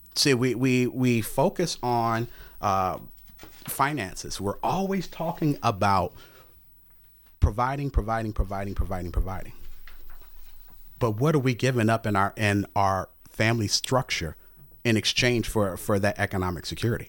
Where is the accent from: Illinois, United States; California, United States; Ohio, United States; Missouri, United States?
Missouri, United States; St. Louis; I grew up in the Normandy School District, in, in that area.